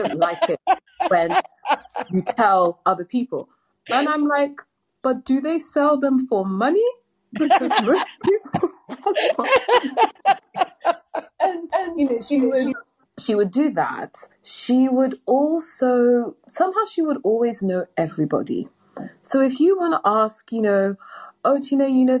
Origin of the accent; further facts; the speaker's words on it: London, United Kingdom; London, England.